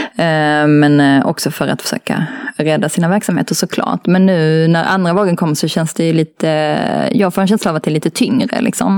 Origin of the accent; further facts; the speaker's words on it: Malmö, Skåne, Sweden; Jag är uppvuxen i Malmö